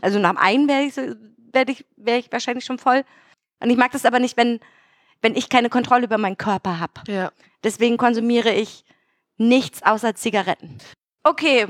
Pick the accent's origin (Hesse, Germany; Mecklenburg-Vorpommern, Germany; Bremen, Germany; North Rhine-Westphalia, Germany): Mecklenburg-Vorpommern, Germany; ich komme ja aus Mecklenburg-Vorpommern